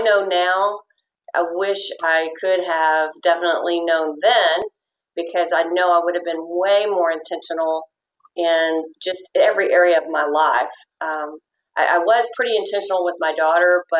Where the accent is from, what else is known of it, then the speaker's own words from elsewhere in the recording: Fort Worth, Texas, United States; I was born and raised in Fort Worth